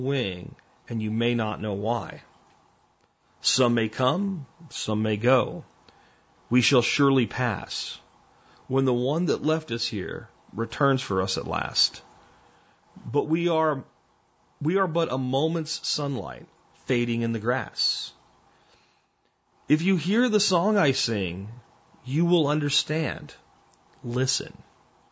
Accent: New Jersey, United States; now in Texas, United States; I was expelled from a birth canal in New Jersey, which happened to be within the borders of the United States

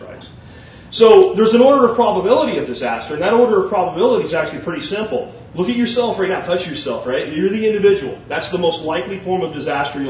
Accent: Jacksonville, Florida, United States; I grew up in Jacksonville, Florida

